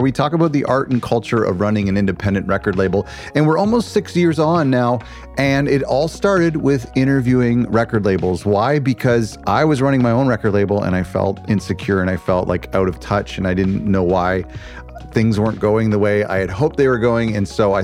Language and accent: English; Canada; as a Canadian